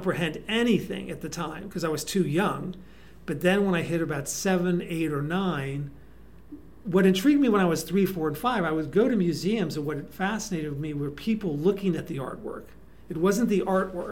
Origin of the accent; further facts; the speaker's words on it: McLean, Virginia, United States; moved away as an adult; also born or lived in Washington, D.C. / Los Angeles / Santa Cruz; I was born in Washington, D.C., grew up outside of Washington in McLean, Virginia, through high school. Then pretty much lived all over the country